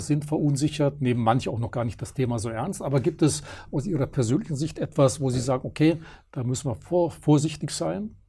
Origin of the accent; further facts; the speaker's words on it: Germany; wir Deutschen